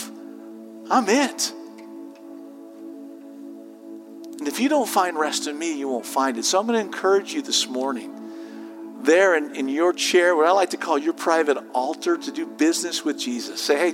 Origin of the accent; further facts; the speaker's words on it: Southern California, United States; as a 17-year-old growing up in Southern California